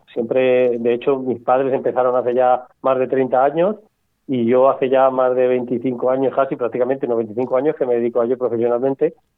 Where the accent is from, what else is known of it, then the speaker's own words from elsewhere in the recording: Cuenca, Castilla-La Mancha, Spain; yo soy de Cuenca